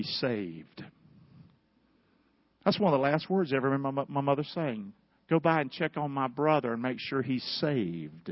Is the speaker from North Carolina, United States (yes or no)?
yes; North Carolina, United States; I'm from North Carolina.